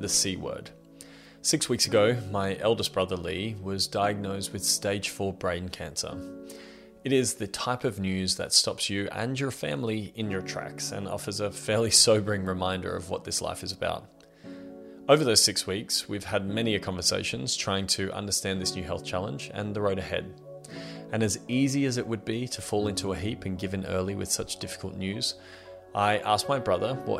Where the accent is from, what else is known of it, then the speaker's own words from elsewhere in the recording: Australia; I'm 32 years old and I'm from Australia.